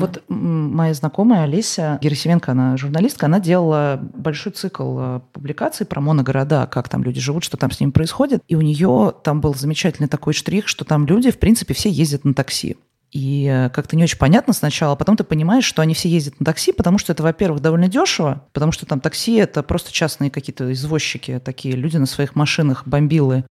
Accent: Moscow, Russia; я из Москвы

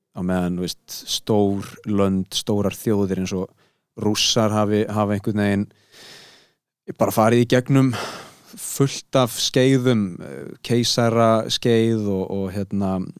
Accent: Iceland; við erum Íslandingar

